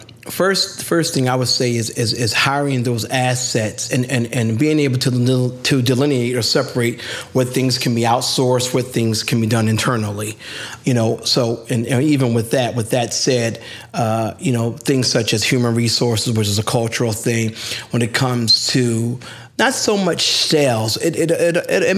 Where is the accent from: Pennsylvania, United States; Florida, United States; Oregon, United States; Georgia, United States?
Pennsylvania, United States; Philadelphia; I'm a Philly hustler